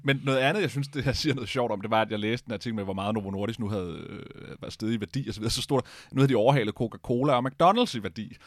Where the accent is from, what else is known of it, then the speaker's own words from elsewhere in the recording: Denmark; vi er nok mange danskere